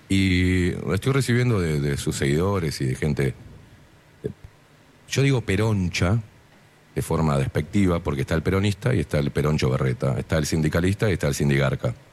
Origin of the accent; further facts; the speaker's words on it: Uruguay; also born or lived in Argentina; eh, soy argenguayo, yo viví eh, toda mi vida en Argentina, la mitad de mi vida, y luego vine para acá mi país natal, soy uruguayo